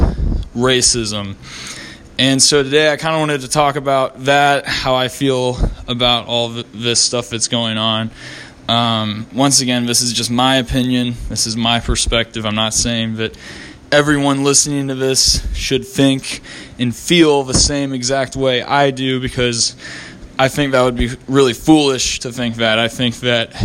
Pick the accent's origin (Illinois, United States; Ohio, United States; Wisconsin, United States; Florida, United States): Ohio, United States; Columbus; my hometown, Columbus, Ohio